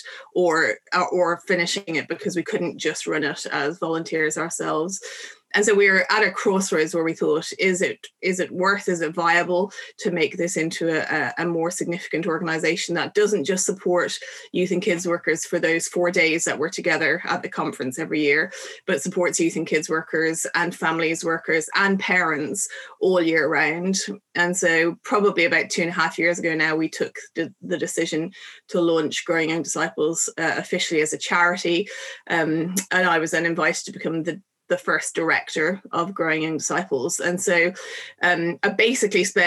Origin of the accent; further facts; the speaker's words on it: Dublin, Leinster, Ireland; moved away as an adult; also born or lived in Bangor, Northern Ireland; now in England; I come from Dublin and was born and raised there.